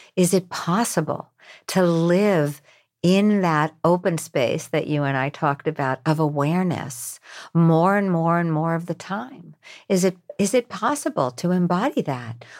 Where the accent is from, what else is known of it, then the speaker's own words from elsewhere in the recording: New York, United States; I'm from New York.